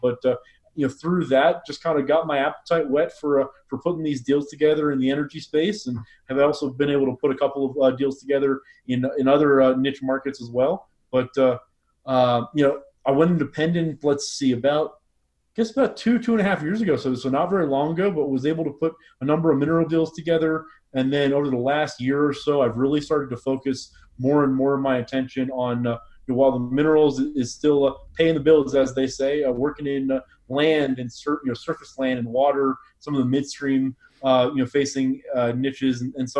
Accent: Houston, Texas, United States; moved away as an adult; also born or lived in Boston / Gunnison, Colorado; now in Midland, United States; Born and raised in Houston, so I'm Texas born. I went to Northeastern University out in Boston for undergrad, and then I went to a post-BA program in Gunnison, Colorado, at Western State for professional land and resource management.

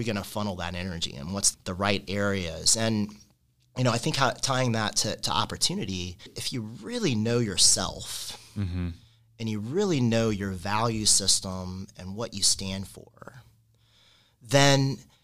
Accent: Kentucky, United States; moved away as an adult; now in Indiana, United States; I grew up in Kentucky, and growing up in Kentucky, you only have three things

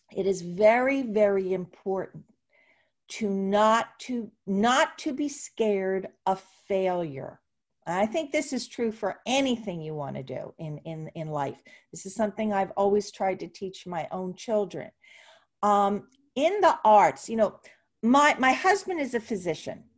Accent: Ventnor City, New Jersey, United States; grew up in Atlantic City, and actually Ventnor

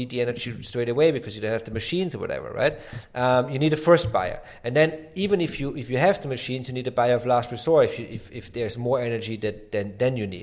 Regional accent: Austria; I come from Austria

